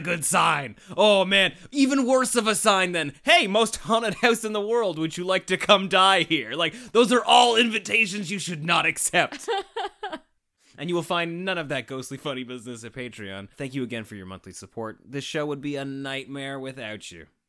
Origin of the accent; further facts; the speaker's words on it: Canada; we're just a couple of Canadian weirdos